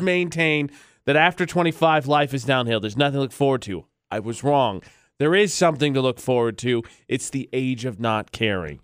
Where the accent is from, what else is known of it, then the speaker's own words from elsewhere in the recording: West Lafayette, Indiana, United States; moved away; the college basketball team from my hometown, the Purdue Boilermakers